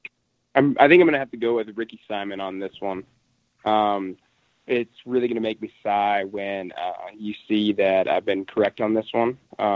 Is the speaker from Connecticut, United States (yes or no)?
no; Missoula, Montana, United States; my hometown in Montana is known as the Garden City